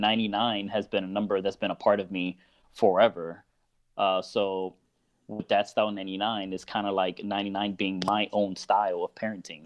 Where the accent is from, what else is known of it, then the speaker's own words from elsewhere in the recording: Miami, Florida, United States; moved away as an adult; now in Orlando, United States; I'm originally from Miami, um, and I've actually moved to Orlando about four or five years ago. Um, but Miami is my home